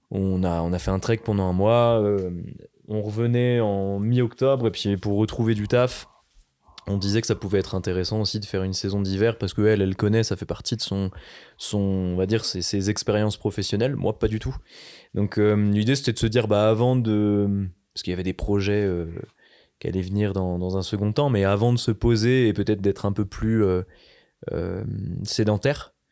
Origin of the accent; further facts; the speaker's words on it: Brittany, France; moved away; je viens d'une terre où il n'y a pas de neige, donc la Bretagne aussi.